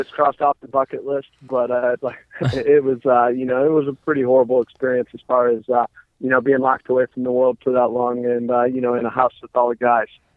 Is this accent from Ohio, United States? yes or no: yes; Defiance, Ohio, United States; also born or lived in Cincinnati; I grew up in Defiance, Ohio, so it's north of Dayton.